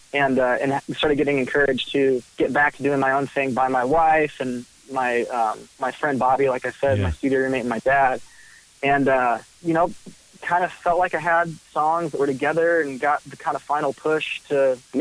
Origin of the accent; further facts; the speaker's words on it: Nashville, Tennessee, United States; I grew up in Nashville, Tennessee.